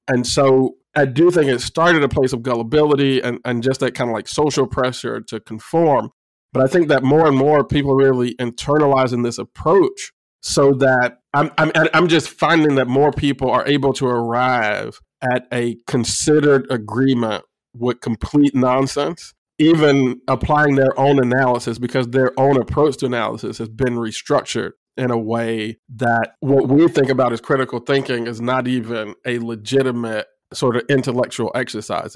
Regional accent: Illinois, United States; Illinois State University in my home state

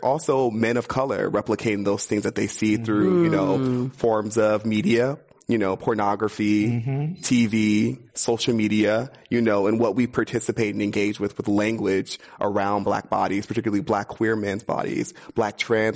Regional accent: Los Angeles, California, United States; now in San Francisco, United States; I grew up in Inglewood. I grew up in South Central

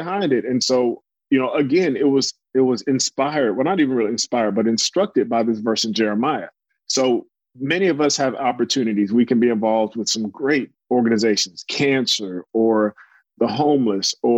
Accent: Norfolk, Virginia, South Carolina, United States; I was born in Norfolk, Virginia, lived in South Carolina in high school

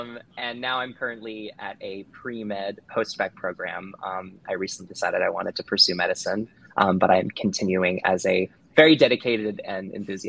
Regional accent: New Jersey, United States; I am from New Jersey.

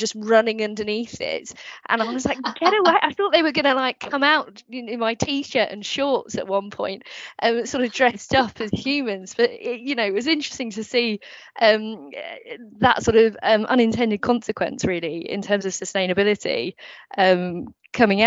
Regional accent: United Kingdom; I'm British

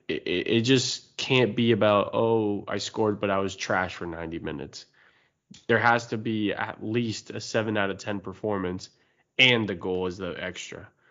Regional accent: United States; we're American

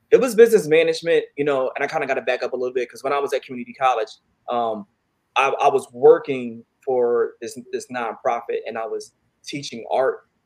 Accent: Philadelphia, Pennsylvania, United States; I'm from um, Philadelphia, West Philly

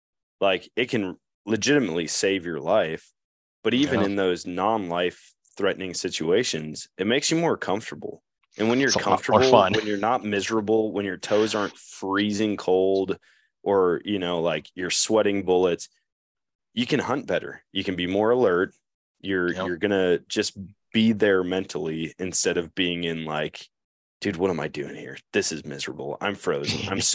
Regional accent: Eau Claire, Wisconsin, United States; but growing up in Eau Claire, it was like 75 yards was my farthest shot through the woods, you know.

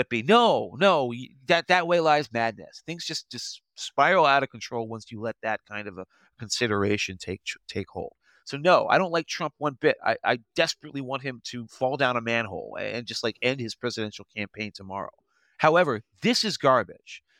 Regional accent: Potomac, Maryland, United States; I'm from Potomac, you know, I was born and raised

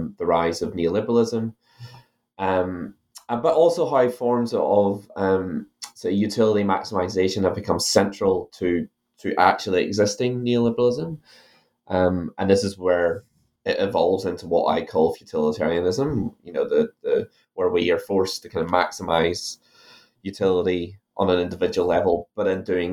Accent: Ireland; now in New Zealand; my accent that I'm originally from Ireland

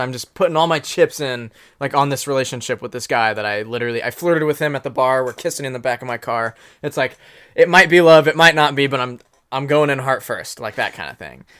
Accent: Anderson, Indiana, United States; He grew up in Anderson, um, just like I did

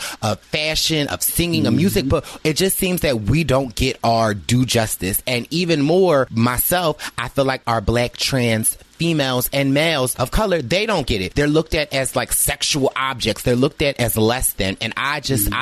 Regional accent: Philadelphia, Pennsylvania, United States; I'm from Philadelphia

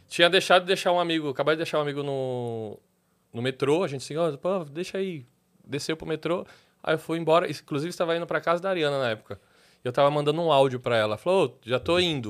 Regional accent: São Paulo, Brazil; also born or lived in Tatuapé; eu sou da ZL, morador da ZL

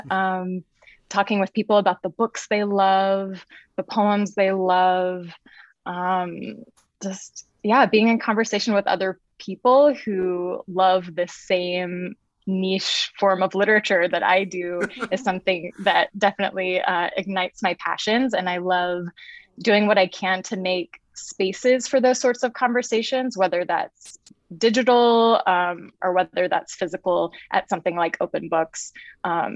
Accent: Birmingham, Alabama, United States; now in Seattle, United States; I grew up in Birmingham, Alabama. I live currently in Seattle, Washington.

